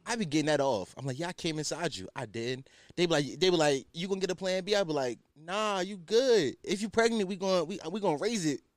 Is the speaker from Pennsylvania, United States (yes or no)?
yes; Philadelphia, Pennsylvania, United States; I'm culturally Muslim 'cause I'm from Philly